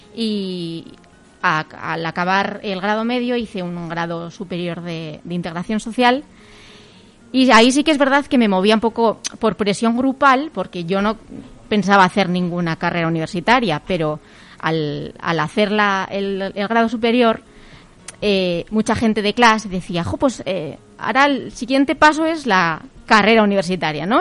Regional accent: a village near Pamplona, Navarre, Spain; yo vivo en un pueblito de, de al lado de, Pamplona

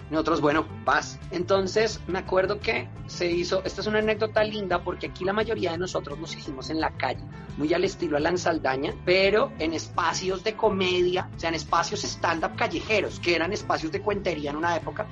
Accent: Colombia; es lo que somos los colombianos

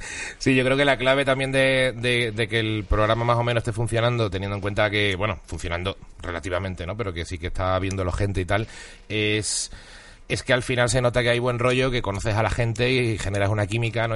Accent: Seville, Andalusia, Spain; also born or lived in Huelva / Basque Country; now in Madrid, Spain; nacido en Huelva, criado en Sevilla y con media familia vasca

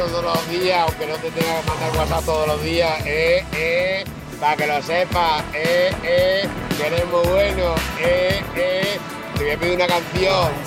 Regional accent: Murcia, Region of Murcia, Spain; soy de Murcia.

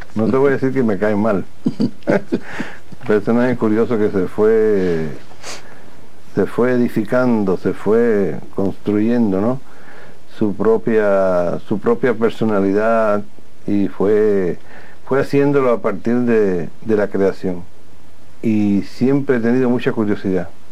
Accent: Cuba; nosotros los cubanos

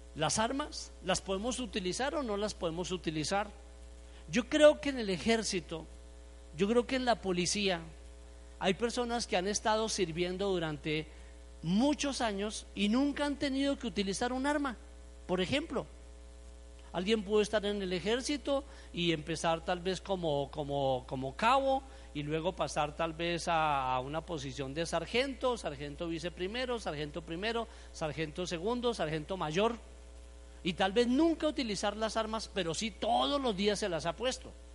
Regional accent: Colombia; como buen colombiano

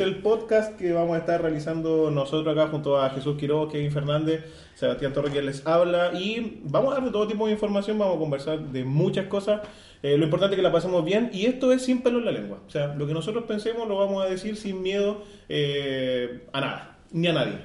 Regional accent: Iquique, Tarapacá, Chile; especialmente nosotros somos de Iquique

